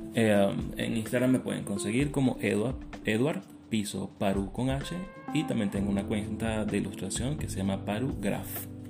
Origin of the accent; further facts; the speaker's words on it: Caracas, Capital District, Venezuela; Yo soy caraqueño de Katia